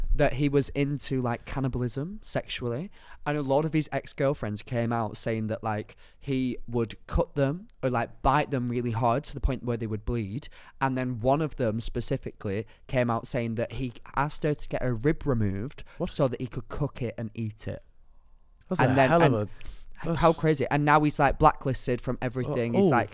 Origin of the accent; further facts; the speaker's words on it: the north of England, United Kingdom; accent: Northern; I don't like how you tried to do my accent then and it was actually very offensive. Didn't enjoy that. Northern community, I think cancelled.